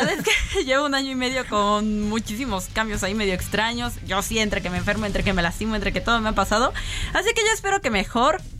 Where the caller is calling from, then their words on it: Iztapalapa, Mexico City, Mexico; de Iztapalapa.